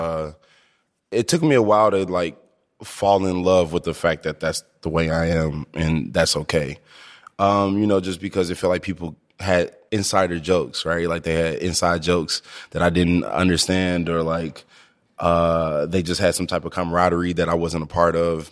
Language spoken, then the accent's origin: English; Ferguson, Missouri, United States; also born or lived in Ballwin, Missouri; I grew up in Ferguson